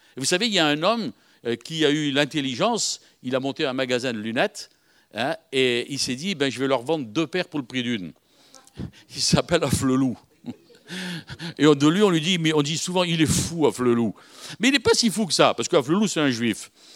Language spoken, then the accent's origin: French; Algiers, Algiers Province, Algeria; moved away; je suis de Bab El-Oued, Bab El-Oued, à côté d'Alger.